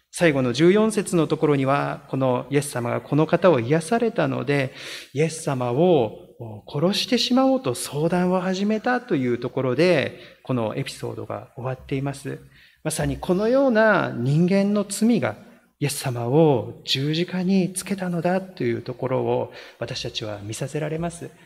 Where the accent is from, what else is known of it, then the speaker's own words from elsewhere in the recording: Niigata, Japan; moved away; 私の出身が新潟でありますけれども